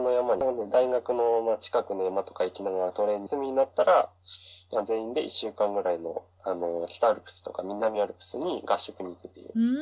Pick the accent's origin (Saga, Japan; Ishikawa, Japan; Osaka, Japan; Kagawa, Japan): Ishikawa, Japan; Kanazawa; moved away as an adult; also born or lived in Vancouver; 出身は石川県の金沢市です。